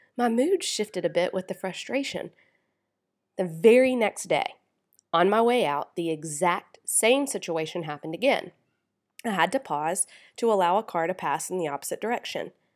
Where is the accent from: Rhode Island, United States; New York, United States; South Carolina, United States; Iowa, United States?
South Carolina, United States; I'm from South Carolina, where you wave at people whether you know them or not